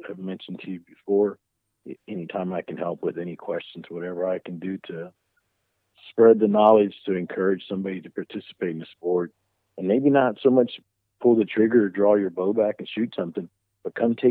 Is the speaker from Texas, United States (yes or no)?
yes; Carrizo Springs, Texas, United States; I'm from Carrizo Springs, the heart of the Golden Triangle